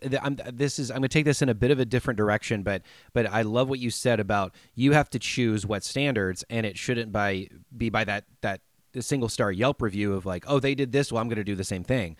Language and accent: English; United States; I'm an American